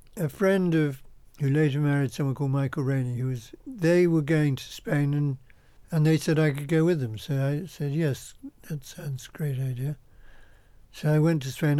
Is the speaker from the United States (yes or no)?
no; Essex, East of England, United Kingdom; I was born in Essex in a little farmhouse